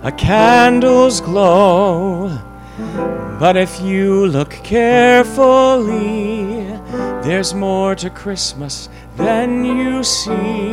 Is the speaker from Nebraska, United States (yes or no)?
no; Larchmont, New York, United States; I'm the youngest of 7, and I grew up in Larchmont, which is sort of a town over from Scarsdale